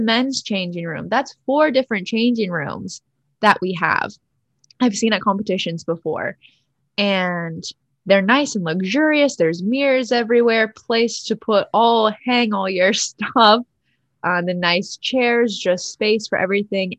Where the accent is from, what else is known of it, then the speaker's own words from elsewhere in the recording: United States; I'm fully American, raised by American parents and grandparents, born and raised in the United States